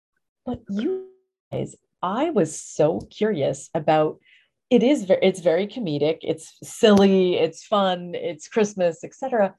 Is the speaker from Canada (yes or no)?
yes; Canada; growing up in Canada